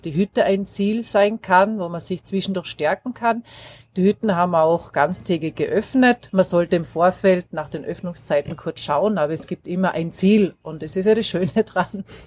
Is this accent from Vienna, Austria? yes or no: no; Graz, Styria, Austria; moved away as an adult; also born or lived in Black Forest, Germany; now in Baiersbronn, Germany; Ich komme aus Österreich, gebürtig aus Graz in der Steiermark